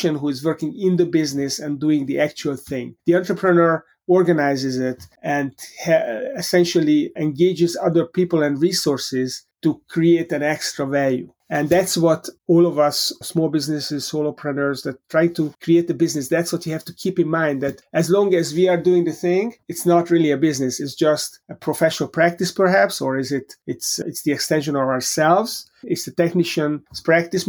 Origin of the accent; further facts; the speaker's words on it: Hungary; moved away as an adult; also born or lived in Europe; now in United States; I grew up in Hungary